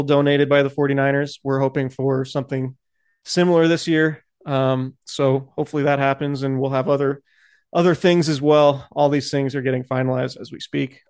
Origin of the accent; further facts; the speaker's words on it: Santa Rosa, California, United States; I'm from Santa Rosa um, the house that I grew up in and the neighborhood I grew up in went in the 2017 fire